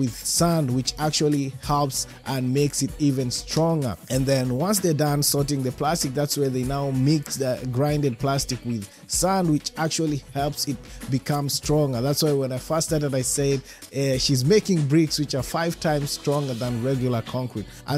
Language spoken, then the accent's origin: English; Kenya; being a Kenyan